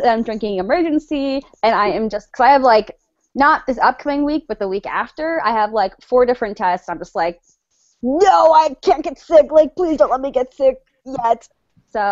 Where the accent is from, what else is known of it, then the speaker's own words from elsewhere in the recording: Connecticut, United States; moved away as an adult; now in Syracuse, United States; I'm originally from Connecticut